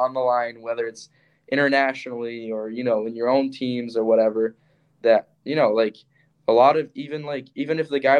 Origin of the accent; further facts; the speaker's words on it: Montreal, Quebec, Canada; now in Michigan, United States; I'm from Montreal